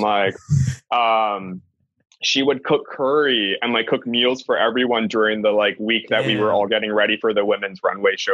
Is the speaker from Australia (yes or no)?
no; Hawaii, United States; I'm obviously Hawaiian